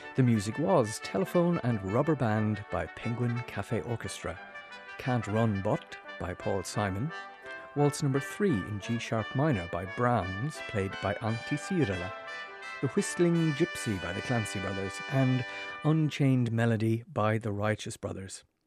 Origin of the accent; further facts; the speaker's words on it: Kilkenny, Leinster, Ireland; my hometown of Kilkenny